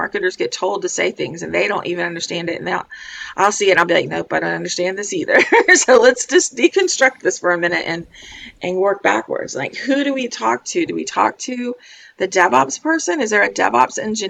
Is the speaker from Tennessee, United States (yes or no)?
no; Florida, United States; I'm from Florida